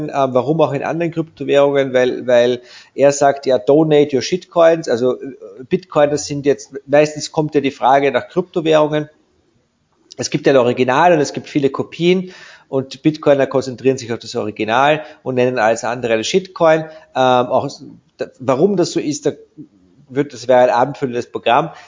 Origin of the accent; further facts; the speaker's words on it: Vienna, Austria; ich bekomme dort als Wiener eine ähnlich, wenn nicht sogar einen noch ruppigeren